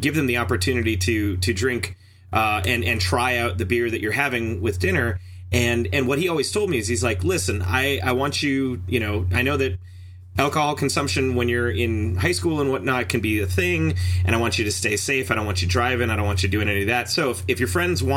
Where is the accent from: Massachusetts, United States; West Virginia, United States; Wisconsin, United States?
Wisconsin, United States; Superior; I'm originally from Superior, Wisconsin, which is just hours away from the Canadian border